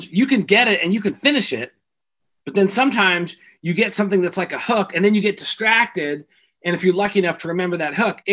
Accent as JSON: {"language": "English", "area": "the Northwest", "region": "Pacific Northwest", "country": "United States", "tie": "born or raised there", "also_born_or_lived": "California", "said": "I grew up here in the Northwest"}